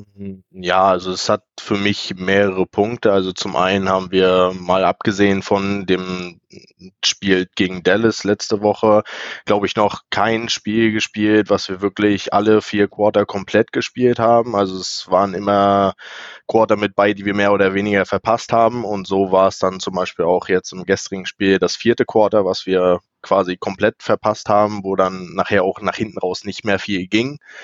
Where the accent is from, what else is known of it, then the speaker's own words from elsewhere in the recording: Rostock, Mecklenburg-Vorpommern, Germany; ich bin ein weiteres Nordlicht hier, also ich komme aus Rostock, ganz weit im Norden